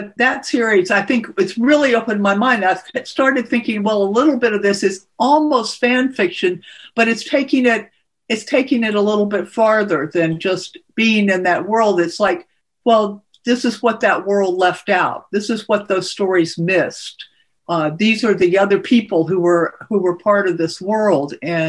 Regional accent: Texas, United States; It's just there, you know, so I never stopped quite being Texan.

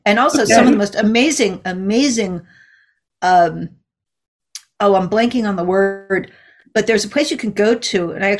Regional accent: East Coast, United States; I grew up on the East Coast. I've been to Long Island.

